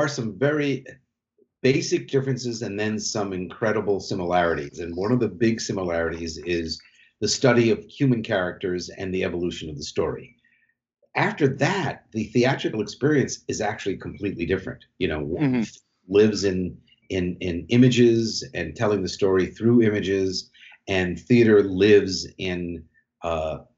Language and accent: English; New York, United States; I grew up in New York and loved the theater, acted as a child